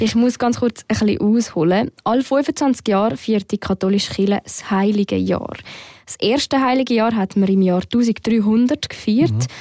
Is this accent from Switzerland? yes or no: yes; Switzerland; hier bei uns in der Schweiz